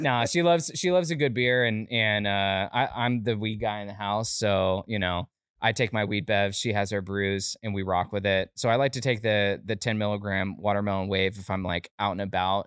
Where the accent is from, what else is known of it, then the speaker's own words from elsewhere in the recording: Lake County, Florida, United States; also born or lived in Altamonte Springs, Florida; born in Altamont Springs, Orlando, but I, I grew up in, uh, like a small, like a small county called Lake County